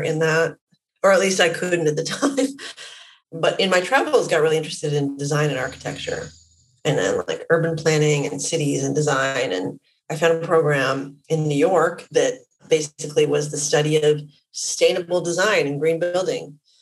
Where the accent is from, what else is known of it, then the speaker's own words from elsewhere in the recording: Vancouver, British Columbia, Canada; I'm Canadian. I grew up in Vancouver, Canada.